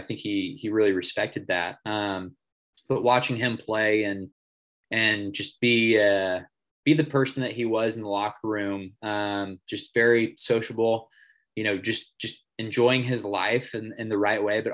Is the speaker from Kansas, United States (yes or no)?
yes; Kansas City, Kansas, United States; also born or lived in Sweden; being in my hometown